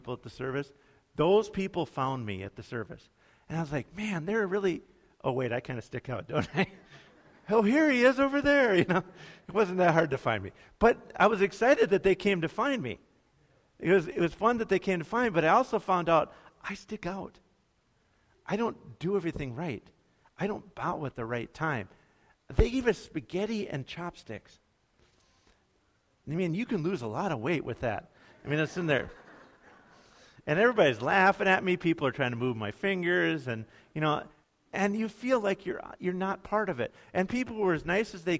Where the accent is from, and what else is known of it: United States